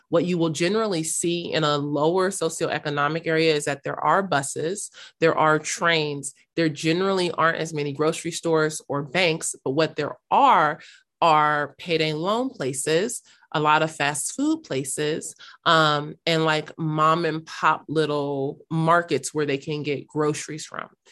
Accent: Los Angeles, California, United States; also born or lived in North Hollywood / South Africa; I am originally from South Los Angeles, South Central Los Angeles

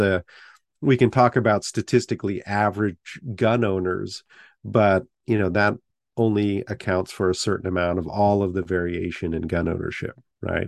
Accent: Half Moon Bay, California, United States; moved away as an adult; also born or lived in Tachikawa, Japan / South Bend, Indiana; now in Winston-Salem, United States; Half Moon Bay was the name of the town I grew up

